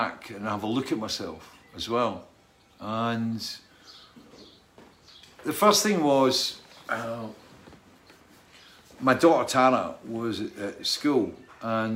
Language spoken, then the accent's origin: English; Scotland, United Kingdom; I was brought up in Scotland